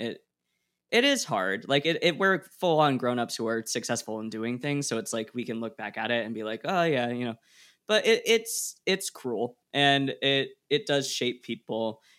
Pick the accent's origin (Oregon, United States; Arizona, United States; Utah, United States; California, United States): Oregon, United States; I grew up in Oregon